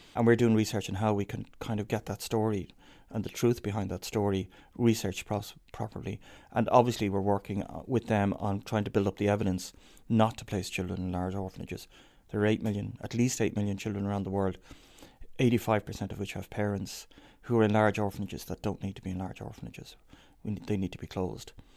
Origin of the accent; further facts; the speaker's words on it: Dublin, Leinster, Ireland; growing up in Dublin